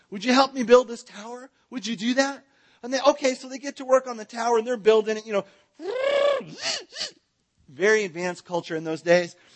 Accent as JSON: {"language": "English", "region": "California", "country": "United States", "lives_now": "Texas, United States", "said": "I'm from Southern California. I moved to, te- I'm not a Texan, but I got here as fast as I could."}